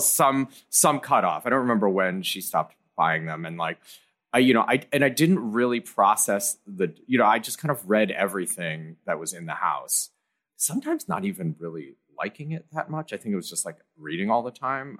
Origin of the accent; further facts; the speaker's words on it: Ann Arbor, Michigan, United States; I grew up in Ann Arbor, Michigan, which is like a, a university town